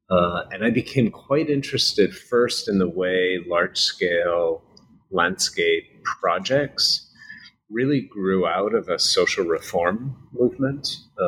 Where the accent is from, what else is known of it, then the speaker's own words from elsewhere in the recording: New Bedford, Massachusetts, United States; So I grew up in New Bedford, which is a fishing town an hour south of Boston, working class.